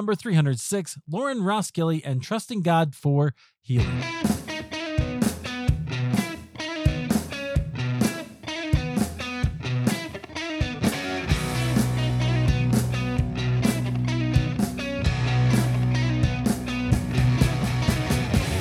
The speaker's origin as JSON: {"language": "English", "country": "United States", "said": "we Americans"}